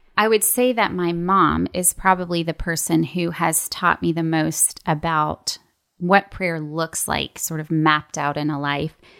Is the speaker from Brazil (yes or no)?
no; Toronto, Ontario, Canada; moved away as an adult; also born or lived in Lookout Mountain, Georgia; now in Atlanta, United States; I grew up in Toronto, Canada, and came to the States for college